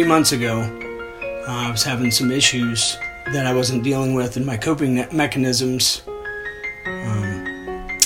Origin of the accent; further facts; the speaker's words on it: DeGraff, Ohio, United States; now in Galena, United States; I'm originally from DeGraff, Ohio.